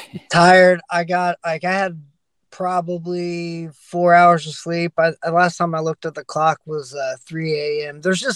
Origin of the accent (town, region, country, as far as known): Dayton, Ohio, United States; born or raised there